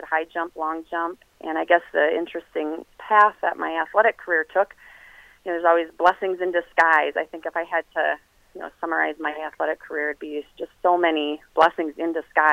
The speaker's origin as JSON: {"language": "English", "town": "Brooklyn Park", "region": "Minnesota", "country": "United States", "tie": "born or raised there", "said": "I grew up in Brooklyn Park, Minnesota"}